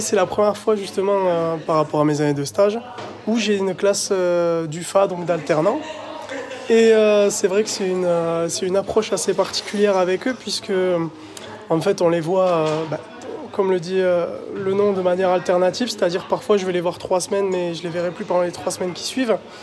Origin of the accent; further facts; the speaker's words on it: Toulouse, Occitania, France; moved away; je suis originaire de Toulouse